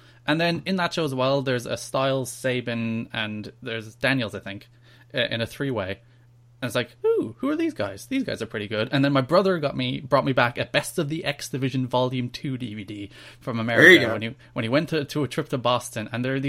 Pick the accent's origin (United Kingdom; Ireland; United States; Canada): Ireland; I'm Irish.